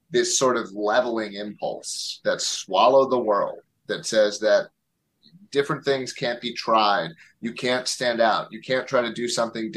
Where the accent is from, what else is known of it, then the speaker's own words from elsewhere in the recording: Philadelphia, Pennsylvania, United States; moved away as an adult; now in Manchester, United States; I grew up in the suburbs of Philadelphia, and then I lived in West Philadelphia, proper part of the city, for 6 years of my life after college